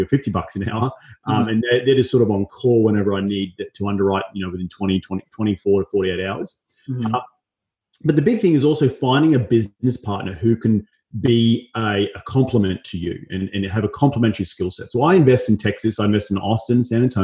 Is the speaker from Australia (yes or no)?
yes; Australia; also born or lived in Los Angeles; now in United States; I'm from Australia, go back there 2 or 3 times a year